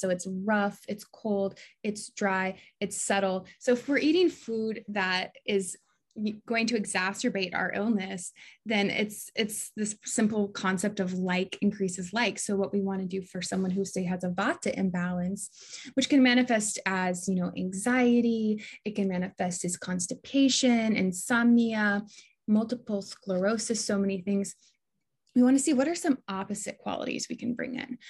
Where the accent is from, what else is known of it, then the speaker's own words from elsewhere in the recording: Des Moines, Iowa, United States; moved away as an adult; also born or lived in Hawaii; I grew up in Des Moines, Iowa